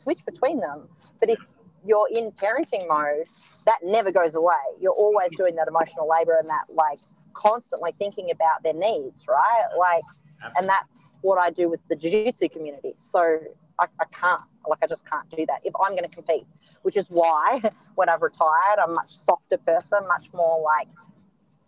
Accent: Australia; as an Australian

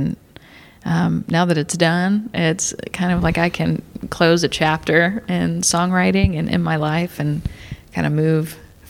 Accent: St. Louis, Missouri, United States; I've gone to a lot of shows growing up in St. Louis

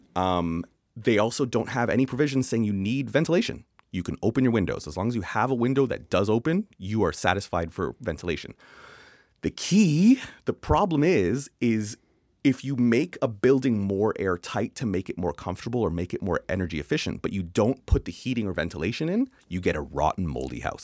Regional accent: Canada; accent: Canadian; it's my Canadian accent

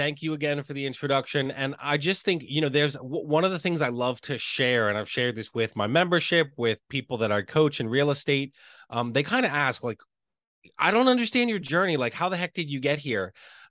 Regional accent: Lancaster, Pennsylvania, United States; So here in the States, I'm from Lancaster, Pennsylvania. So about an hour and a half, 2 hours outside of Philadelphia.

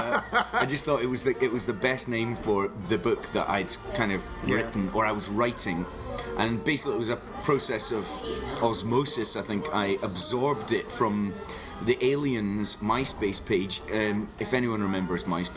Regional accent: Kingsbarns, Scotland, United Kingdom; I was born abroad, but I grew up in Fife in the East Nuke near St Andrews

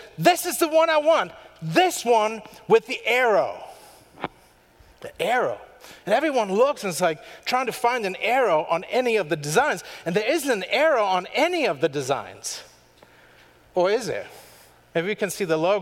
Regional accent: Germany; moved away; from Germany, born and raised

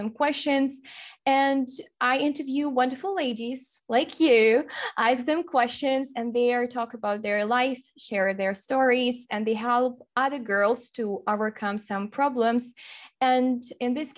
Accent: Ukraine; first language Russian; English is a second language; I'm from Ukraine, so I'm half Russian and half Ukrainian

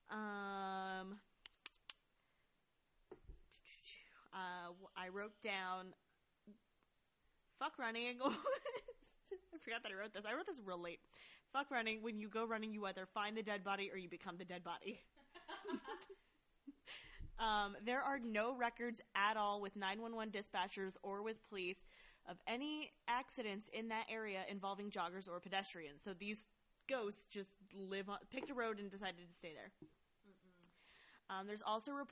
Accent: Denver, Colorado, United States; I basically consider Denver, Colorado, my hometown.

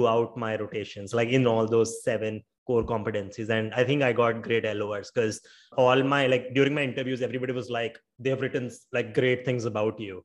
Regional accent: India; I'm from India

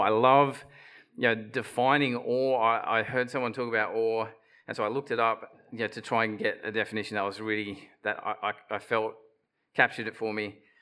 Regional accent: Bundaberg, Queensland, Australia; I grew up in Bundaberg in the revival fellowship there

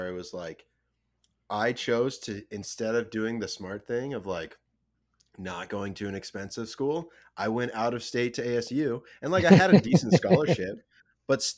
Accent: Washington, United States; moved away; also born or lived in Arizona; I'm from Washington

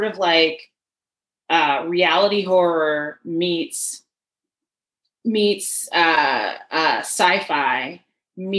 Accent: Chicago, Illinois, United States; now in Colorado, United States; I have to rep my hometown, Chicago

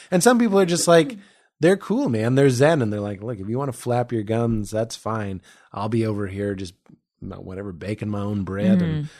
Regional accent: Boston, Massachusetts, United States; I'm from Boston.

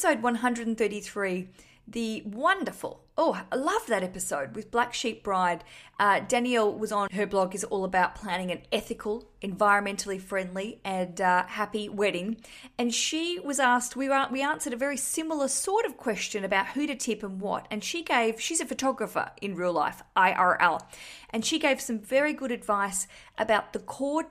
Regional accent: Australia; now in London, United Kingdom; I'm an Australian broadcasting from London

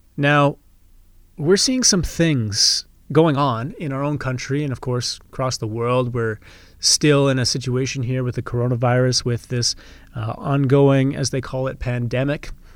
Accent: Canada; As somebody who's been born and raised in Canada

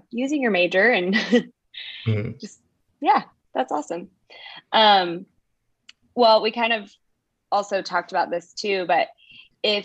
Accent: Dallas, Texas, United States; now in Washington, D.C., United States; I'm from Dallas

